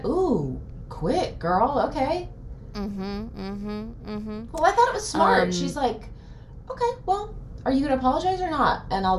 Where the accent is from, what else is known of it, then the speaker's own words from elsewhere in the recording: near Alpharetta, Georgia, United States; He's from Alpharetta, Georgia. Little, it's close to my hometown.